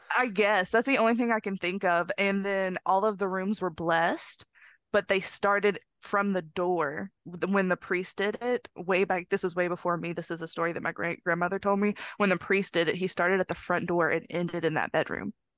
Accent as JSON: {"language": "English", "region": "northern Mississippi", "country": "United States", "tie": "born or raised there", "said": "this house is in northern Mississippi"}